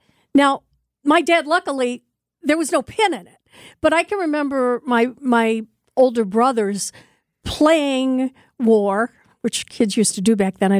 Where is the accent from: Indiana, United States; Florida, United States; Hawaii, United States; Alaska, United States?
Indiana, United States; Northwest; now in Milwaukee, United States; I grew up in Northwest Indiana